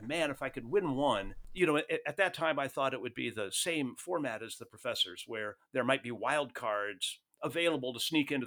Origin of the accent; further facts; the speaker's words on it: Rome, Lazio, Italy; moved away; I was born in Rome